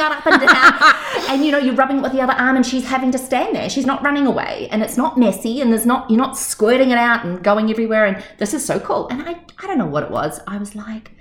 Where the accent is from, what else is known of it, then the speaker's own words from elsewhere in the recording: New Zealand; moved away; also born or lived in Australia; I was born in New Zealand and then traveled extensively